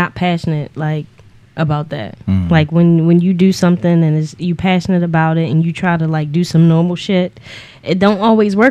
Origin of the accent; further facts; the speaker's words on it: Baltimore, Maryland, United States; also born or lived in Salisbury, Maryland; I'm from here. Born and raised